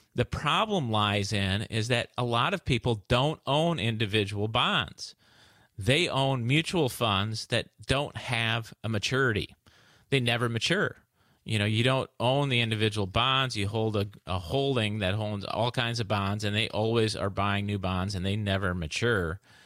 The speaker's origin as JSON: {"language": "English", "region": "Midwest", "country": "United States", "said": "I'm from the Midwest"}